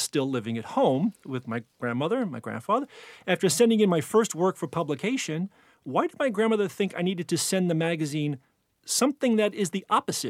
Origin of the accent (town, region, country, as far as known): Hoboken, New Jersey, United States; born or raised there; accent: Jersey; now in New York City, United States